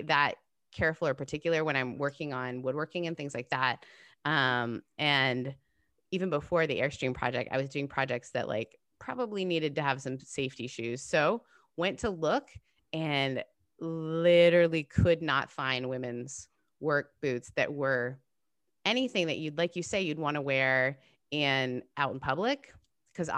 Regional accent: Canada; now in United States; I grew up in Canada

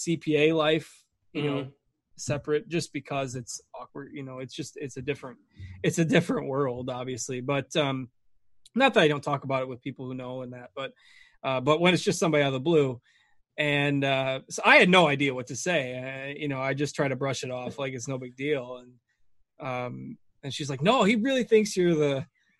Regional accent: Northwestern Illinois, United States; Migrated about, you know, 25 miles or so from the town where I grew up, but Northwestern Illinois, small town

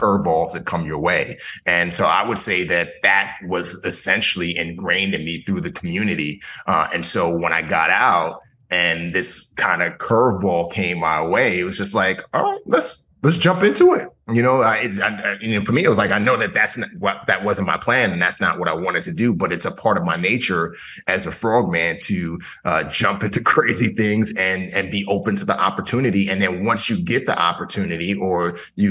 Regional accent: New York City, New York, United States; also born or lived in Nigeria; my mom then, being American, brought my brother and I back to the States, and we grew up in the Bronx

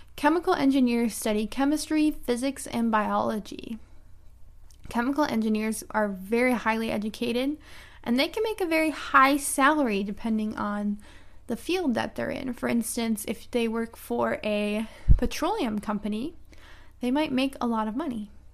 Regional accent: United States; I'm an American English teacher

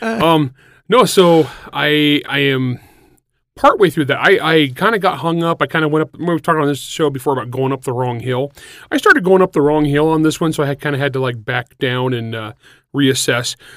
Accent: San Joaquin Valley, California, United States; moved away; I'm from the San Joaquin Valley. I'm for the cows and plows part

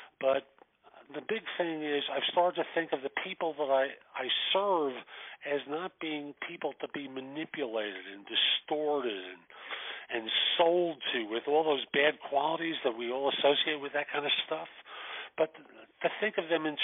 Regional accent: New York, United States; I grew up in New York in the Bronx

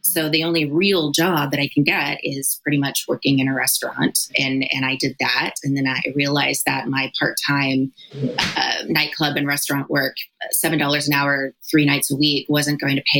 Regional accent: Oklahoma, United States; also born or lived in Virginia; So I was born in Virginia to a military family. My dad was in the military and we moved around a bit, but I was raised primarily in Oklahoma. Also conservative, not just because of the military, but because Oklahoma is the Bible Belt.

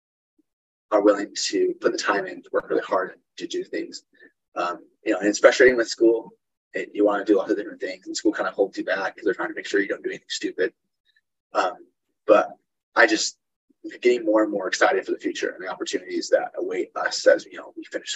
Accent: Utah, United States; moved away as an adult; now in Nebraska, United States; I'm moved from Utah, where I grew up, to Nebraska

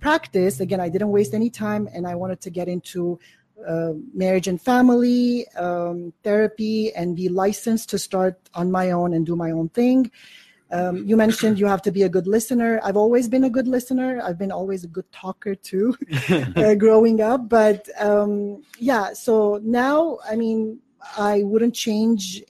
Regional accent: Beirut, Beirut Governorate, Lebanon; I was born and raised in Beirut, Lebanon

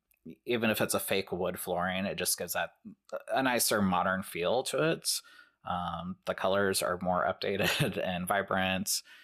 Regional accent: Ohio, United States; we're from Ohio

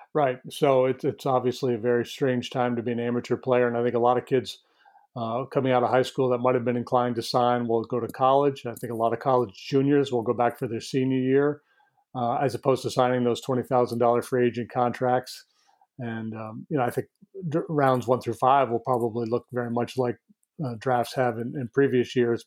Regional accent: northern New York, United States; moved away; this little town that I'm from in northern New York

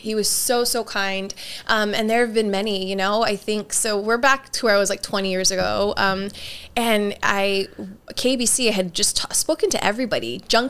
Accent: Honolulu, Hawaii, United States; also born or lived in San Francisco / Los Angeles; I grew up in Kalihi Valley to a very big, large Hawaiian Filipino family.

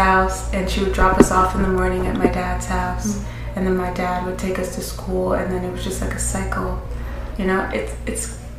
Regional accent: Providence, Rhode Island, United States; also born or lived in Lincoln, Rhode Island / East Providence, Rhode Island; So I'm from Providence. Born and raised in Rhode Island my whole entire life. And growing up, I honestly was everywhere. My mom and my dad weren't together, so I grew up in different towns. My dad lived in Lincoln

